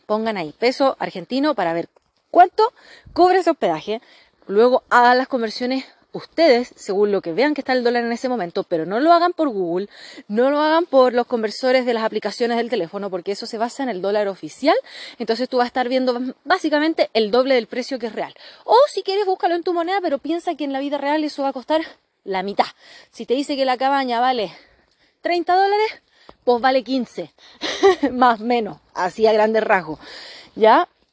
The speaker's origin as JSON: {"language": "Spanish", "country": "Chile"}